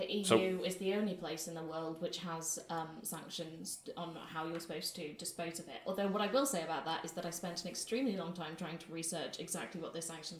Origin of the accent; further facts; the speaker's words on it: Welsh, Wales, United Kingdom; it's because I'm Welsh